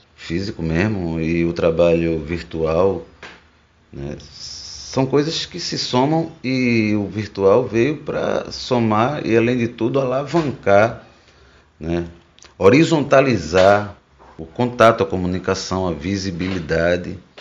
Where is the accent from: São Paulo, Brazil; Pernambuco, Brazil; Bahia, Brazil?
Pernambuco, Brazil; Rio Formoso; ficava lá em Rio Formoso, zona da mata, onde cresci, onde me criei